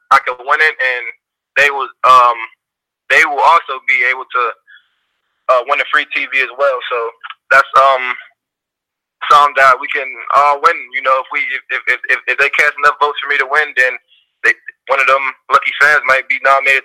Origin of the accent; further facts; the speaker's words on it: Pittsburgh, Pennsylvania, United States; moved away as an adult; also born or lived in Cincinnati; I'm from Pittsburgh